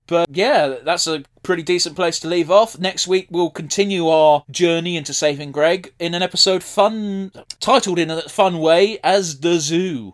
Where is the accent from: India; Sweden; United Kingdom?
United Kingdom; we're British, we're used to the class system